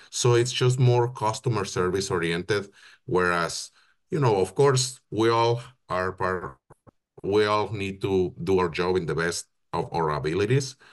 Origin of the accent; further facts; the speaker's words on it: Hermosillo, Sonora, Mexico; moved away as an adult; now in Canada; I'm originally from Mexico. I was born and raised in Hermosillo, Sonora